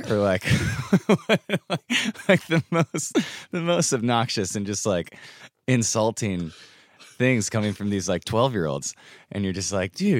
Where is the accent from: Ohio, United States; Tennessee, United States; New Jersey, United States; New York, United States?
Ohio, United States; Sylvania; also born or lived in Ann Arbor, Michigan; I grew up in Northwest Ohio.